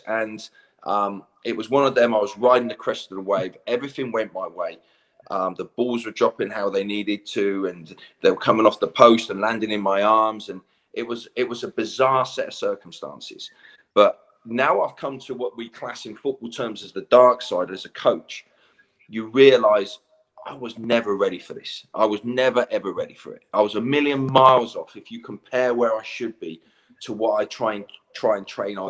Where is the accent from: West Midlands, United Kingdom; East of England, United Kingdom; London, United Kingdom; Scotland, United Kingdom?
East of England, United Kingdom; Cambridgeshire; also born or lived in Bury, Manchester / Norwich; it was actually Bury, Manchester that I was born, and I was brought up in Cambridgeshire.